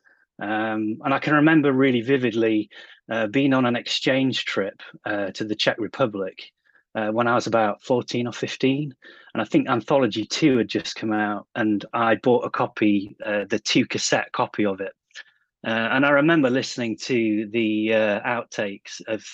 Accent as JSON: {"language": "English", "region": "England", "country": "United Kingdom", "tie": "born or raised there", "said": "I grew up in the Britpop era over here in England"}